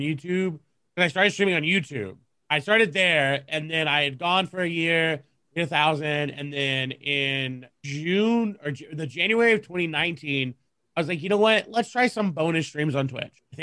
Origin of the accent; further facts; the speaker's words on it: Texas, United States; I'm from Texas. Born and raised in Texas. Have not left.